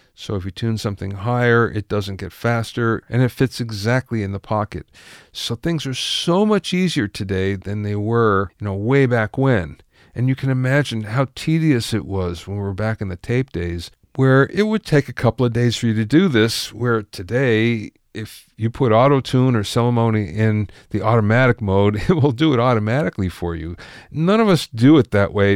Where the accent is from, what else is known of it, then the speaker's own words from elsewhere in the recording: Pottsville, Pennsylvania, United States; I'm from Pottsville